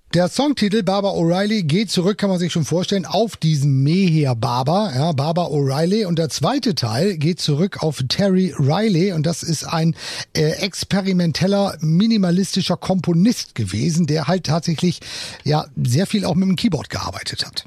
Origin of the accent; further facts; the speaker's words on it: Germany; bei uns in Deutschland